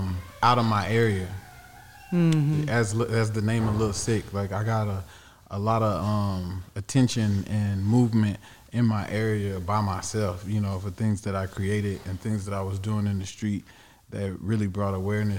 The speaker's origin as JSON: {"language": "English", "area": "Lee County", "region": "Texas", "country": "United States", "tie": "born or raised there", "also_born_or_lived": "Dallas, Texas", "moved": "yes", "said": "I was born in Dallas. But then it's like I was outside of Dallas growing up in the outskirts of Austin, Texas."}